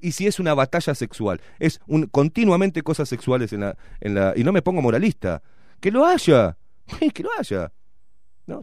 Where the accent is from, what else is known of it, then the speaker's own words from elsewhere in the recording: Uruguay; nos estamos desdibujando como uruguayos